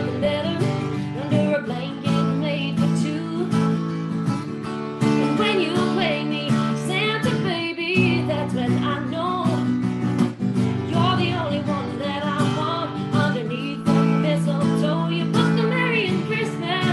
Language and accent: English; Canada; moved away as an adult; also born or lived in Nashville; being Canadian